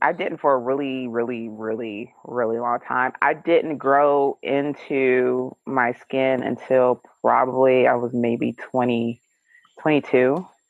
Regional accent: Detroit, Michigan, United States; I grew up in Detroit, Michigan.

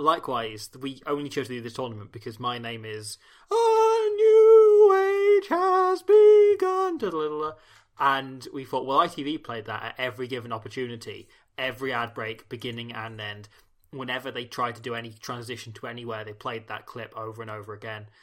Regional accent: Welsh, Wales, United Kingdom; being Welsh

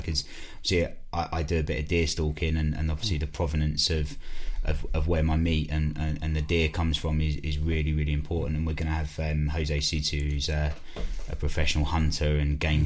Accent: Basildon, East of England, United Kingdom; I'm from Basildon in Essex

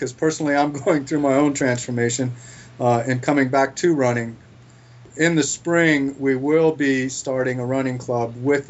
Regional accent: Florida, United States; moved away as an adult; now in Montana, United States; We just knew that we're originally from Florida.

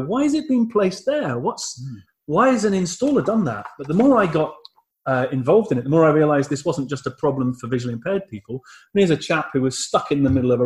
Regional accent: United Kingdom; I'm British. I'm too British to salsa

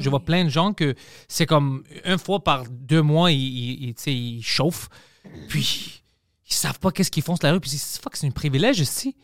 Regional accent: Greece; now in Quebec, Canada; mon accent ou whatever parce que je suis grec

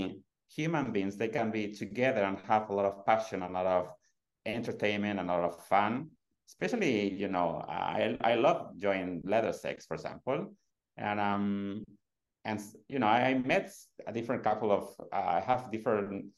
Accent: Madrid, Community of Madrid, Spain; moved away as an adult; now in Sweden; I was born in Madrid 42 years ago

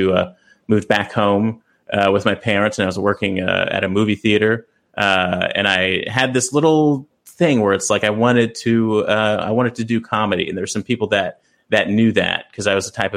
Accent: Los Angeles, California, United States; I grew up in South Central

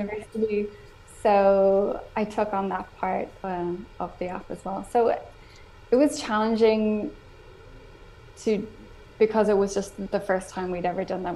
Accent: Ireland; first language English; now in Spain; I'm from Ireland.

